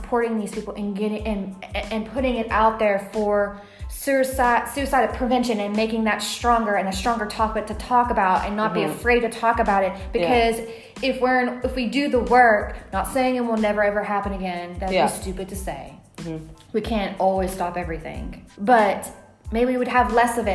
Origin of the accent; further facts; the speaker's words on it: United States; moved away as an adult; now in Italy; I'm from the United States